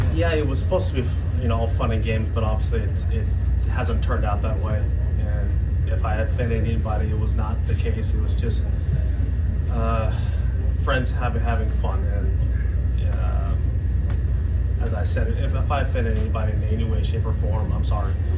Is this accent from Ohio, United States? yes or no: no; New York City, New York, United States; growing up in New York City and watching the New York Yankees